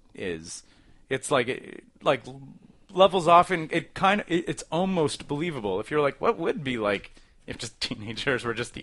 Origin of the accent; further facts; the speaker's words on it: Toronto, Ontario, Canada; I'm just from Toronto.